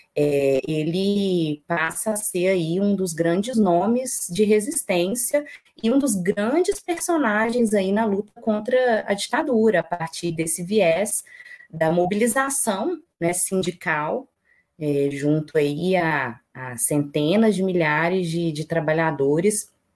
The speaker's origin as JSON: {"language": "Portuguese", "town": "Belo Horizonte", "region": "Minas Gerais", "country": "Brazil", "said": "eu moro em Belo Horizonte, eu sou mineira, Belo Horizontina"}